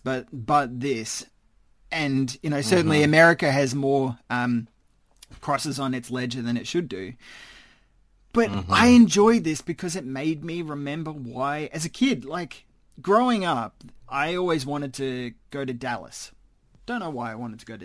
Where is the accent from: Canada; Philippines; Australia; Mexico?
Australia; as an Australian